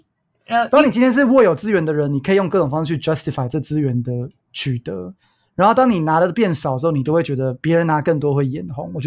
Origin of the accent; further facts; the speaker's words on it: Hsinchu, Taiwan; 因为我说我在新竹长大的嘛